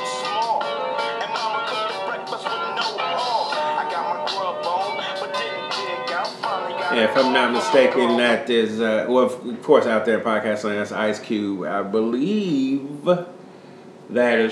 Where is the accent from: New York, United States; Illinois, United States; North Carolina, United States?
Illinois, United States; Chicago; born or raised there